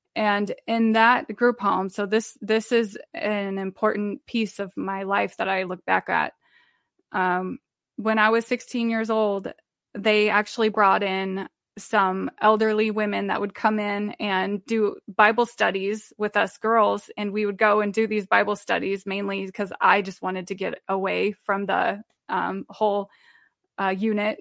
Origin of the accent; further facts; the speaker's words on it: Omaha, Nebraska, United States; now in Iowa, United States; I'm from Omaha, Nebraska, and I live in Iowa